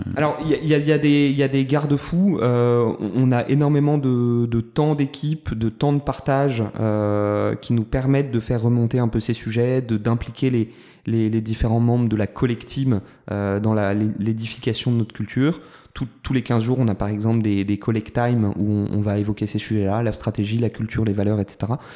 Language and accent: French; Toulon, Provence-Alpes-Côte d'Azur, France; j'ai grandi à Toulon, deuxième d'une famille de neuf enfants.